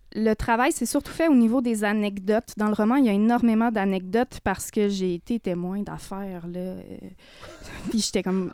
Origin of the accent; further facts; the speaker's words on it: Côte-Nord, Quebec, Canada; moved away; moi, mon frère, on est parti de la Côte-Nord assez tôt